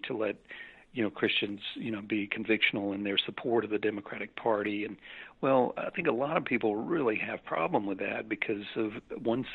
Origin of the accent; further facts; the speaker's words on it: Birmingham, Alabama, United States; Birmingham, which is my hometown